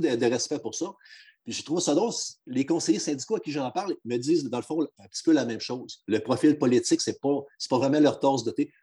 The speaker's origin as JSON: {"language": "French", "region": "Quebec", "country": "Canada", "moved": "yes", "said": "on fait beaucoup de blagues des fois sur le chauvinisme des gens de la région, encore principalement de la mienne"}